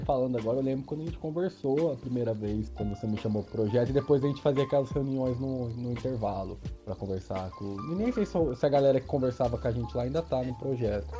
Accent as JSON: {"language": "Portuguese", "region": "São Paulo", "country": "Brazil", "tie": "born or raised there", "also_born_or_lived": "Uberlândia", "moved": "as an adult", "said": "eu nasci em São Paulo, mas eu sou de cidade pequena. minha família mora no interior, até onde eu tô agora, nesse, né, nesse tempo de pandemia. E então, assim, minha infância toda, minha adolescência, eu passei em cidade pequena"}